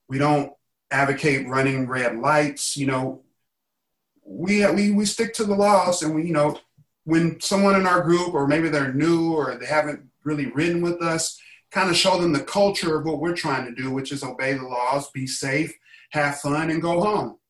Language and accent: English; Indiana, United States; now in Los Angeles, United States; I'm from Indiana